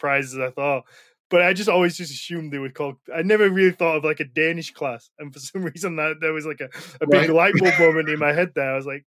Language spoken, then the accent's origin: English; United Kingdom; because as a Brit, I would assume that, you know, it's rammed down your throat. It's what you're taught. It's your history.